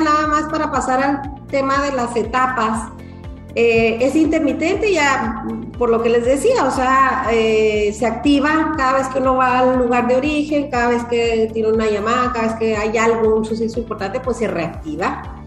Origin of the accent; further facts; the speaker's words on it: Chihuahua, Mexico; moved away as an adult; also born or lived in Málaga, Spain; now in Chile; en la ciudad de Chihuahua, de donde yo soy originaria